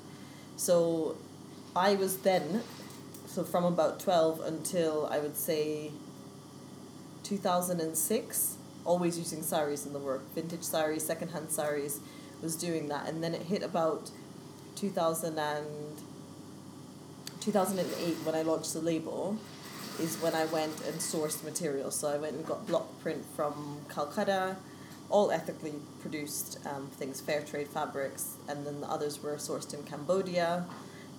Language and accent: English; Vancouver, British Columbia, Canada; also born or lived in Kent; now in London, United Kingdom; I was born in Vancouver in the west coast of Canada. Moved to London, well, moved to Kent in 1998, which was a giant culture shock.